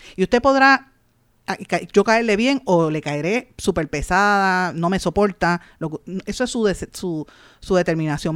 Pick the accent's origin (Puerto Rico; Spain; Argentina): Puerto Rico; nosotros como los puertorriqueños